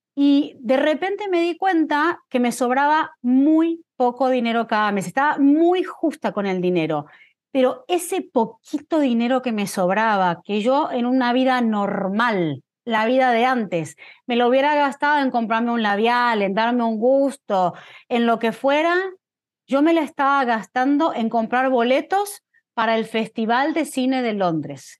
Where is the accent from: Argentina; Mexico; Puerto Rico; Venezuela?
Argentina; La Plata, Buenos Aires Province; moved away as an adult; now in United States; soy de una ciudad que se llama La Plata, Crecí en La Plata hasta los 17 años, ahí me mudé a Buenos Aires